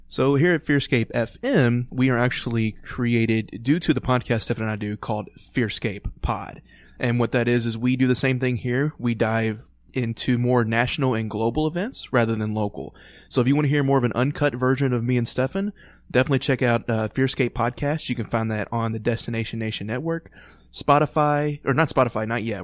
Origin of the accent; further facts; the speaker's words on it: Louisville, Kentucky, United States; growing up in Louisville